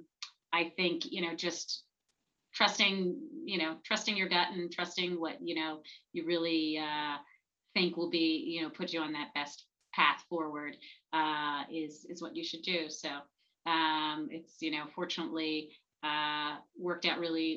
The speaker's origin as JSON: {"language": "English", "town": "Flourtown", "region": "Pennsylvania", "country": "United States", "tie": "born or raised there", "said": "I grew up in Flower Town"}